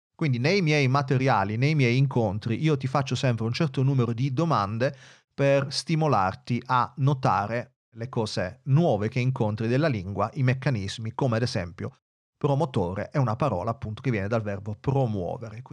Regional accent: Italy

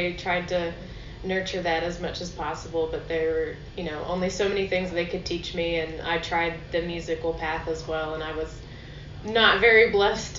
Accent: Nashville, Tennessee, United States; now in Abingdon, United States; I'm from Nashville, Tennessee

